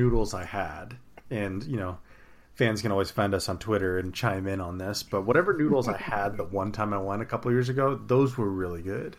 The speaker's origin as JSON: {"language": "English", "region": "California", "country": "United States", "said": "as a Californian"}